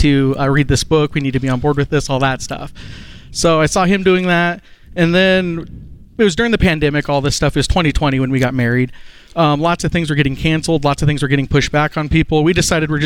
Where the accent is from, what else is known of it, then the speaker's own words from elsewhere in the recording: Montana, United States; now in Oklahoma City, United States; I'm from Montana